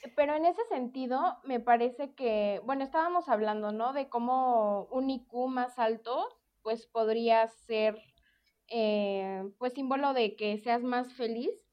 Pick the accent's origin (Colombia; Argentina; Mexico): Mexico; nuestra cultura como mexicanos